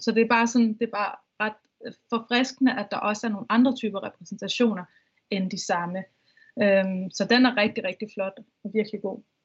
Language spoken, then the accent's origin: Danish; Vestegnen, Capital Region of Denmark, Denmark; nu er jeg fra Vest, Vestegn